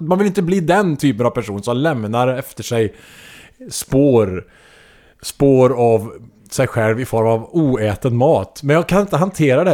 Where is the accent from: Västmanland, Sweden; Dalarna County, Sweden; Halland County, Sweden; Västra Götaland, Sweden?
Västra Götaland, Sweden; Trollhättan; I Trollhättan i allmänhet, men på Läxtorp kanske i synnerhet. Eh, där jag växte upp